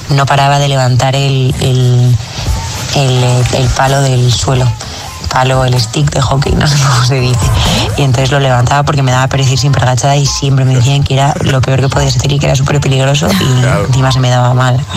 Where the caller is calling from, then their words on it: Madrid, Community of Madrid, Spain; Hola agitadores … de Madrid